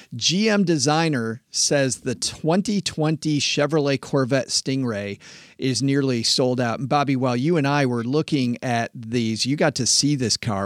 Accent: West Michigan, United States; I grew up in West Michigan farm country.

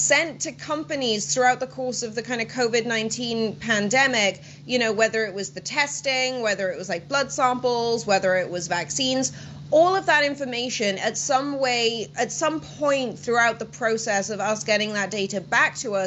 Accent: Welsh, Wales, United Kingdom; I'm Welsh

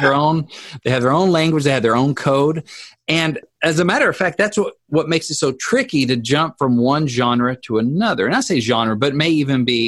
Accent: Arkansas, United States; I'm from Arkansas

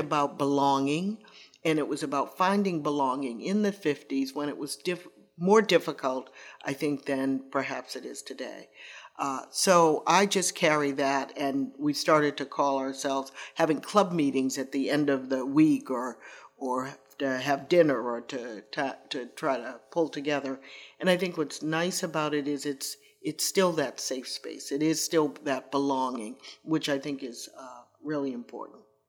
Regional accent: Boston, Massachusetts, United States; I grew up in Roxbury

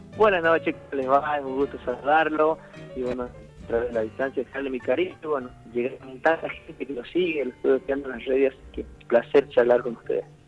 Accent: Formosa, Argentina; now in Jujuy, Argentina; yo nací pueblo que se llama Fortín, queda prácticamente en el límite con el Paraguay, en la provincia de Formosa que hablo, y bueno, me crié más o menos a 15 kilómetros de ese pueblito

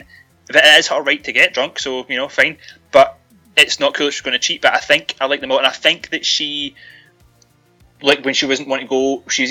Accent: Scotland, United Kingdom; I'm Scottish.

